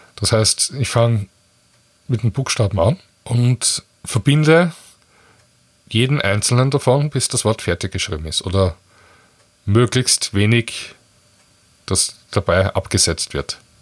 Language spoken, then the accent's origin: German; Austria; bei uns in Österreich